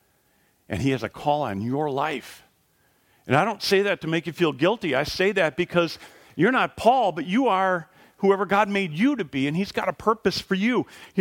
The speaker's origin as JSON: {"language": "English", "region": "Wisconsin", "country": "United States", "tie": "born or raised there", "said": "I was born in Wisconsin"}